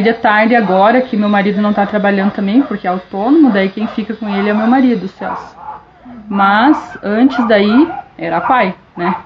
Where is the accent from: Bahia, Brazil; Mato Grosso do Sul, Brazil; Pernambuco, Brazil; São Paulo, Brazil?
Mato Grosso do Sul, Brazil; Dourados; moved away; Em 89, quando nós viemos embora do Mato Grosso do Sul. Nós somos naturais do, de Dourados, do Mato Grosso do Sul